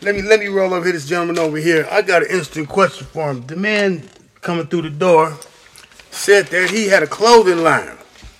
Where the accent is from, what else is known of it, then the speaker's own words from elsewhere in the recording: San Francisco, California, United States; also born or lived in Denver, United States; Okay, I'm up here from San Francisco by way of Denver, Colorado. What's up, Park Hill? Mm-hmm. Yeah, my peoples. Anyway, my peoples in Denver's watching. My peoples in San Francisco watching.